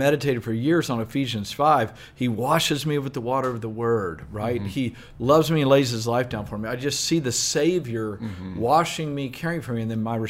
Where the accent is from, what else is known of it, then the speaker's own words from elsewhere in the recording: Southeast Texas, United States; I grew up in Southeast Texas